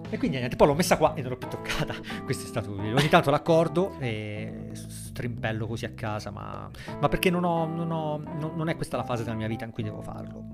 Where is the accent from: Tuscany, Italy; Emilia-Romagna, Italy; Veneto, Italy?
Tuscany, Italy; Monte Argentario; io sono di Montargentario, sul mare, in provincia di Grosseto